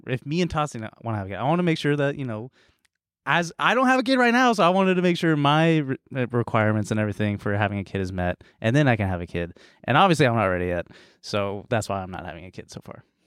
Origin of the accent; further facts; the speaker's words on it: Danville, California, United States; moved away; I was in my white hometown, Danville